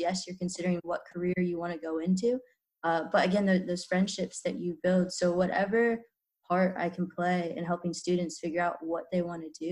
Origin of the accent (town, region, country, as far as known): Kansas, United States; born or raised there